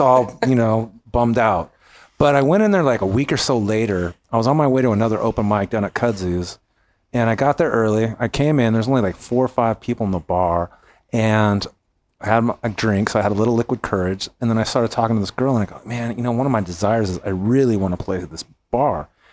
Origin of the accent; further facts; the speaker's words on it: California, United States; now in Memphis, United States; I'm from California. I came to Memphis